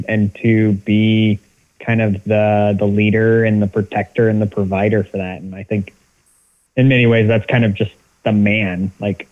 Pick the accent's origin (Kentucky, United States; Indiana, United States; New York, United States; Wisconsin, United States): Indiana, United States; Bremen; also born or lived in Warsaw, Indiana / Marion, Indiana / Muncie, Indiana / Anderson, Indiana; I grew up in Bremen, but it's only, you know, 30 minutes away from Warsaw. So I've lived in northern Indiana my entire life